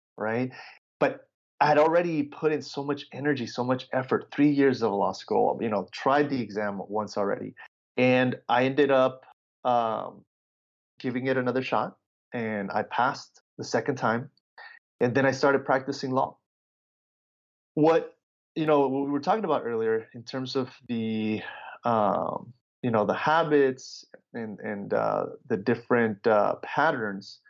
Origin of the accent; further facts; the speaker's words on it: Los Angeles, California, United States; also born or lived in Chicago, Illinois, United States / Mexico; And then I grew up in Southern California, right, in the LA area